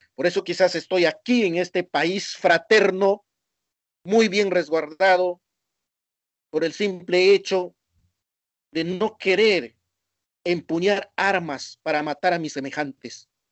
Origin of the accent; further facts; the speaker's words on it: Peru; now in Argentina; mi país